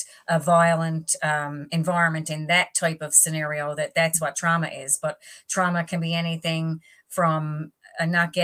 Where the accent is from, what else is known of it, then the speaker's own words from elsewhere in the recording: East Coast of the island, Newfoundland and Labrador, Canada; also born or lived in Northern Peninsula; I'm on the Northern Peninsula right now, but I'm from the East Coast of the island.